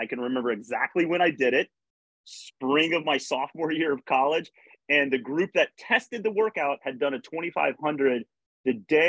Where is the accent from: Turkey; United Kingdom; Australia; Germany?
Germany; Berlin; born there; also born or lived in United States; I grew up in a military family. My father was in the military. I was born in Berlin, Germany. And then we moved back and I lived there from third grade to seventh grade. And then we came back to the U.S. in eighth grade